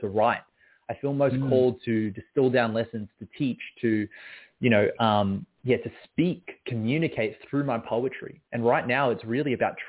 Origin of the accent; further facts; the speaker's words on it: Melbourne, Victoria, Australia; I was born and raised in Melbourne, Australia